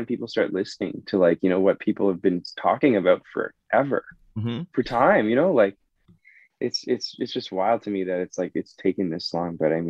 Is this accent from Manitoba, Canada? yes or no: no; Toronto, Ontario, Canada; I grew up in Willowdale in Toronto